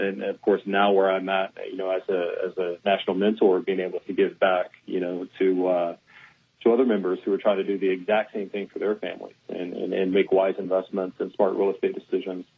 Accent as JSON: {"language": "English", "town": "Houston", "region": "Texas", "country": "United States", "tie": "born or raised there", "said": "born and raised in Houston"}